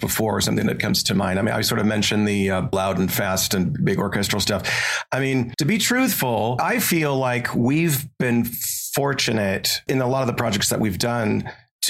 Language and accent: English; Montana, United States; I grew up here in Montana, basically no power running water, sort of off the grid is how I grew up.